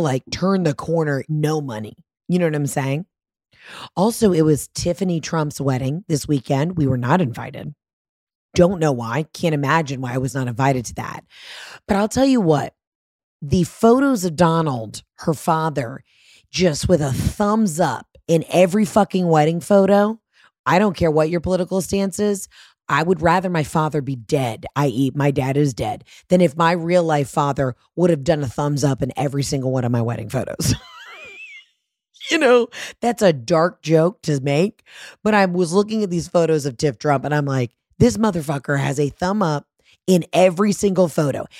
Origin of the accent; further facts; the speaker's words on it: Georgia, United States; I'm from Georgia